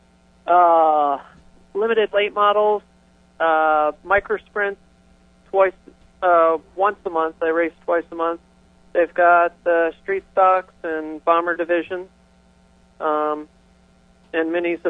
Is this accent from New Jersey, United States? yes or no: yes; New Jersey, United States; I was born and raised in South Jersey